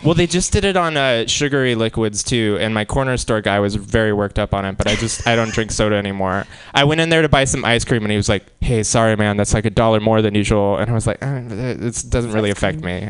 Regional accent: Seattle, Washington, United States; moved away as an adult; now in San Francisco, United States; I'm from Seattle

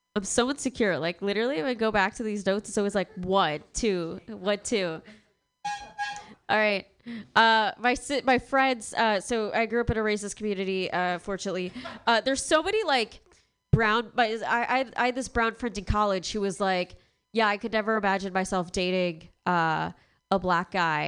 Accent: Long Island, New York, United States; moved away as an adult; I'm from Long Island, which is a super white uh, area in New York

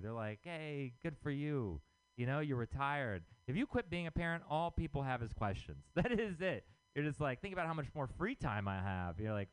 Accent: Texas, United States; moved away; I'm from Texas.

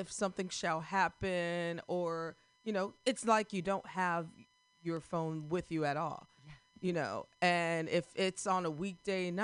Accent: Midwest, United States; I'm from the Midwest

